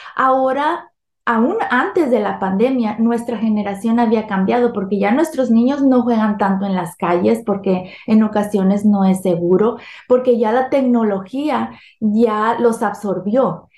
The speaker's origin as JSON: {"language": "Spanish", "region": "Sinaloa", "country": "Mexico", "tie": "born or raised there", "moved": "yes", "lives_now": "California, United States", "said": "soy originaria de México. Nací, crecí en el estado de Sinaloa y, y vivo aquí en California, Estados Unidos, desde hace 32 años"}